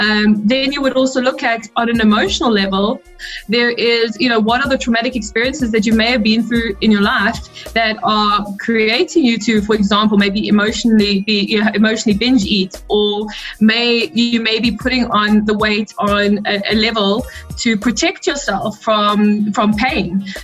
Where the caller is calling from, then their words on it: South Africa; I'm tuned in from South Africa.